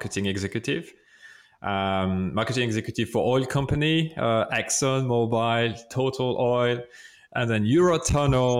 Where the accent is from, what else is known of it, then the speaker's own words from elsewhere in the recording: France; accent: French; English is a second language; that's my French accent